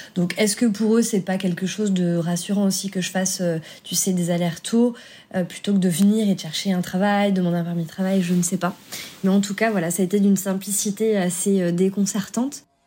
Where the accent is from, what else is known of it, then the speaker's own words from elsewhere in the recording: France; je suis française.